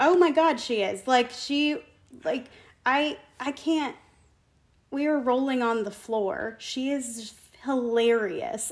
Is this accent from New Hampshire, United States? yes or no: yes; Concord, New Hampshire, United States; I grew up in New Hampshire. Um, okay. Concord, New Hampshire. I went to Concord High School.